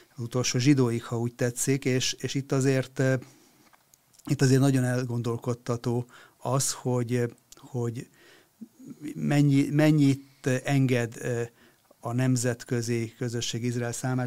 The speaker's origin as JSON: {"language": "Hungarian", "country": "Hungary", "said": "nekünk magyaroknak"}